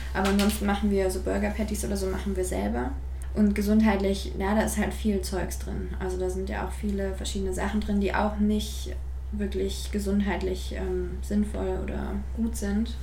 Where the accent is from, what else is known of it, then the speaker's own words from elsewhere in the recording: Berlin, Germany; ich komme aus Berlin